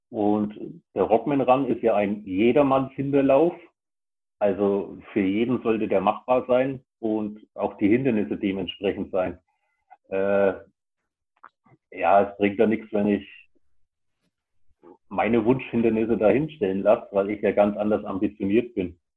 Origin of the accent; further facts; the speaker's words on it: Bavaria, Germany; Weil bei uns in Bayern ist ja eh alles ein bisschen anders.